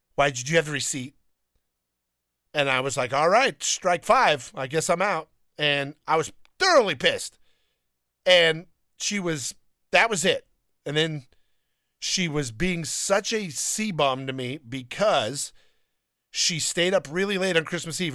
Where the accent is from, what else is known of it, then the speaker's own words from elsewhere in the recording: Downey, California, United States; I grew up in Downey